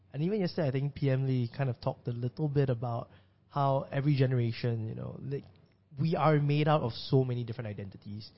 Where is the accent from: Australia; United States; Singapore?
Singapore; as a Singaporean